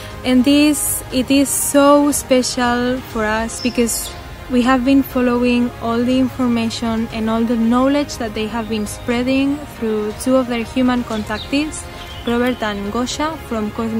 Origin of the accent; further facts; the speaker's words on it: Barcelona, Catalonia, Spain; We are both from Barcelona, from Spain